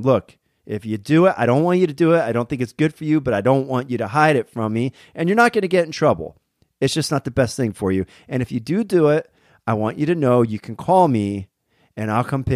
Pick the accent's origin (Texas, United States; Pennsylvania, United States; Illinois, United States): Pennsylvania, United States; Berwick; moved away; my hometown in Berwick, Pennsylvania